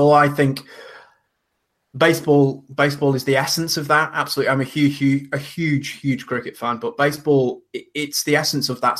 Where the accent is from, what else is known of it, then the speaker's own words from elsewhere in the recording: the very extreme north of England, United Kingdom; moved away; I'm from the very extreme north of England, not far off Scotland